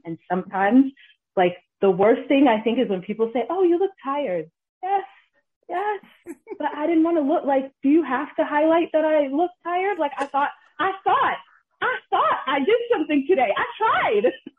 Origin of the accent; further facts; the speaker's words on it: Ghana; We're Ghanaian, we're from Kings.